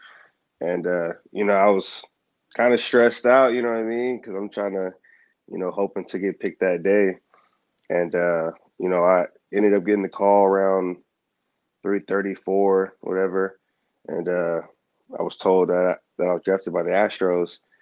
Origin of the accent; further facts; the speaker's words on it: Houston, Texas, United States; get drafted, and then by my hometown